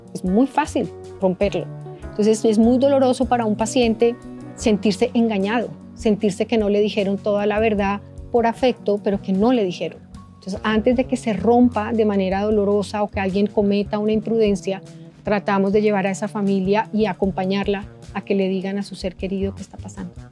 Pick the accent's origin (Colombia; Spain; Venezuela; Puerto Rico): Colombia; nosotros como seres colombianos, como ciudadanos colombianos